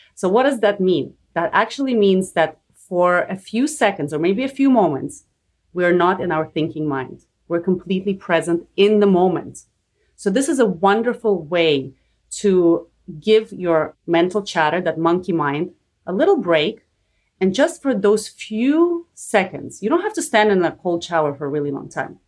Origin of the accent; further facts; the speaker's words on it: Canada; I'm also Canadian like you